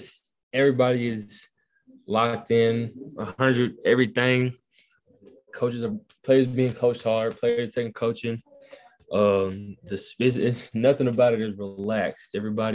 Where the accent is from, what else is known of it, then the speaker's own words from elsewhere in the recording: Newton, Georgia, United States; From Newton, Georgia.